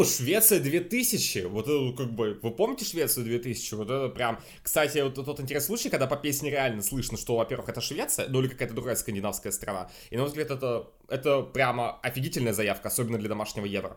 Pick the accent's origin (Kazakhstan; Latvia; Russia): Russia; я из России